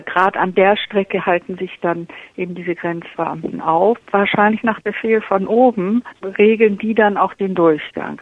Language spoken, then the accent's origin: German; Germany; Ich als Deutsche